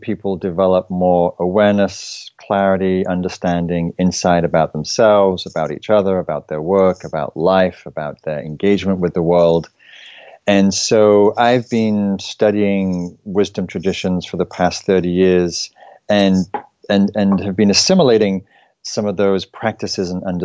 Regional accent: England, United Kingdom; now in United States; I was brought up in England

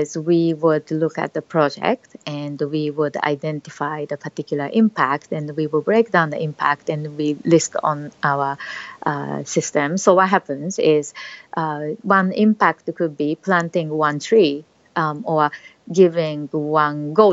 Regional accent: Japan; also born or lived in Australia; now in Singapore; I was a very shy child growing up in Japan, but eventually I left Japan traveling around the world

